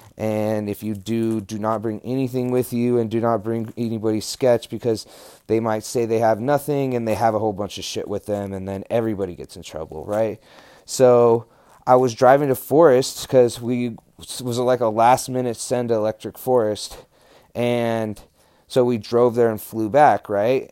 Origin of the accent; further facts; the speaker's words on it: New Mexico, United States; I was from New Mexico